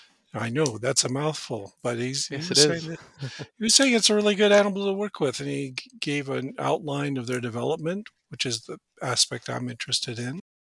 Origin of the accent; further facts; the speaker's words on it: Washington, United States; Yeah, I grew up in Western Washington State, south of Seattle. I come from a working class family.